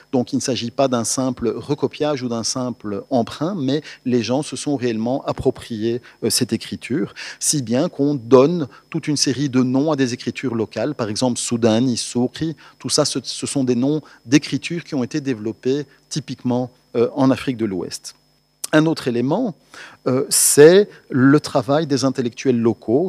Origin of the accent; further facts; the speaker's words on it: Belgium; en tant que Belges